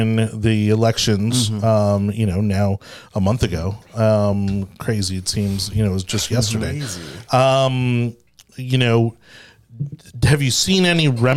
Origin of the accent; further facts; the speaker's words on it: Miami, Florida, United States; moved away as an adult; now in Tampa, United States; I was born and raised in Miami